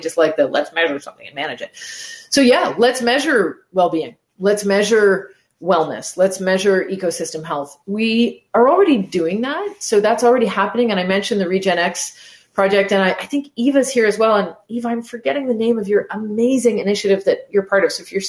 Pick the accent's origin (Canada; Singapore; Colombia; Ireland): Canada; So physically, I'm in Montreal. That's where I live. I'm Canadian, lived in different parts of the world, but this is where I am now.